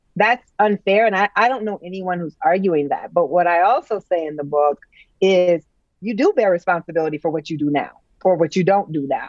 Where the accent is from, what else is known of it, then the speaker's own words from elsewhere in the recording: United States; as an American